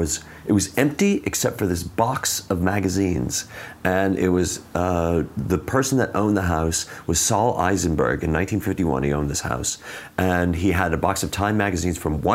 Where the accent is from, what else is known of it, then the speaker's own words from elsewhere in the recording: Chicago, Illinois, United States; also born or lived in California; I grew up in North Side.